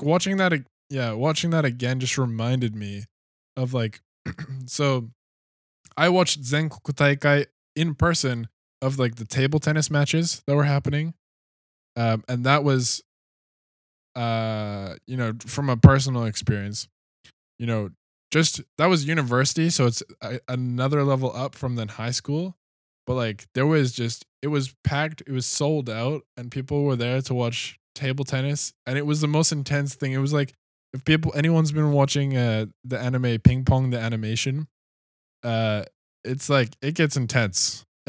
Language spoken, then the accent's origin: English; Canada; now in Australia; I'm not so used to the, like, Australian system either, because I came from Canada.